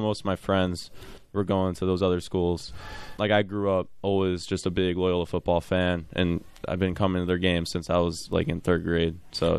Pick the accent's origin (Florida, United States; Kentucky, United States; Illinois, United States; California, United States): Illinois, United States; Mount Prospect; I grew up in Mount Prospect with Dara.